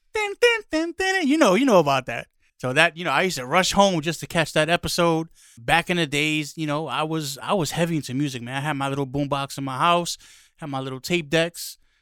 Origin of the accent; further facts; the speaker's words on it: New York City, New York, United States; growing up in the Bronx, lotta, you know, street parties